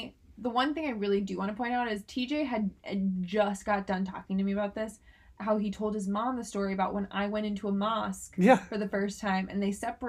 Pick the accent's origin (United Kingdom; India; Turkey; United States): Turkey; accent: Turkish; That sounds, my accent's Turkish, so anyway.